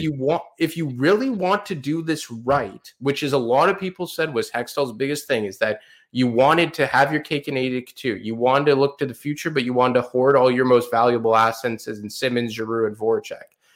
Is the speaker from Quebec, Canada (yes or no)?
yes; Montreal, Quebec, Canada; Montreal, in my hometown right now